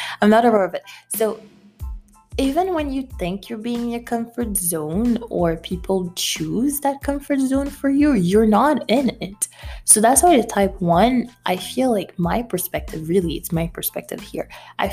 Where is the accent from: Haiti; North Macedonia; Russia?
Haiti; moved away; I'm from Haiti.